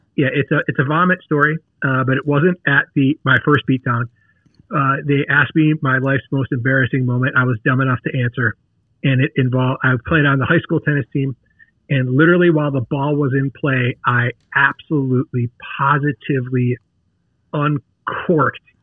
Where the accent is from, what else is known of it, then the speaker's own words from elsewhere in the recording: Detroit, Michigan, United States; now in St. Louis, United States; I grew up in the Detroit area